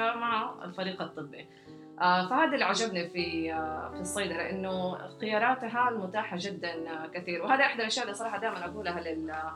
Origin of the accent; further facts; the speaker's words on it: Jeddah, Makkah Province, Saudi Arabia; ولدت في جده وترعرعت فيها